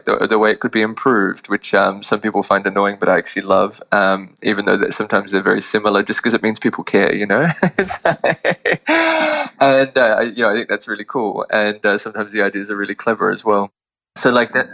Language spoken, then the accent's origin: English; Sydney, New South Wales, Australia; moved away as an adult; now in New York, United States; I was born in Sydney and grew up there and went to college there as well